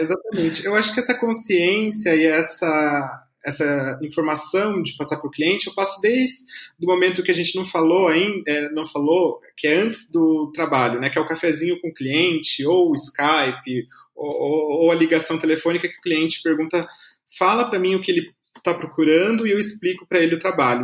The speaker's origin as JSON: {"language": "Portuguese", "town": "Taubaté", "region": "São Paulo", "country": "Brazil", "moved": "yes", "lives_now": "São Paulo, Brazil", "said": "eu sou de Taubaté"}